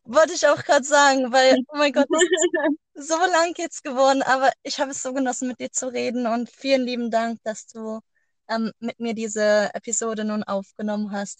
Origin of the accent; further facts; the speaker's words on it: Germany; now in Iceland; bei uns in Deutschland